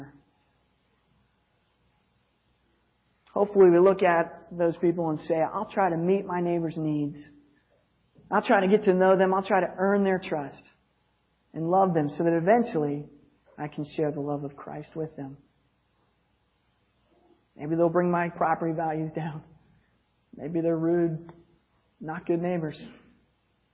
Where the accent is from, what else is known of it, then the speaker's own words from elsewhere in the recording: United States; as an American